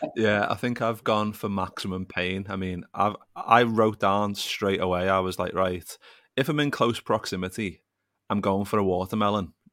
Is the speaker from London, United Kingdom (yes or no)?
no; Liverpool, North West England, United Kingdom; growing up in Liverpool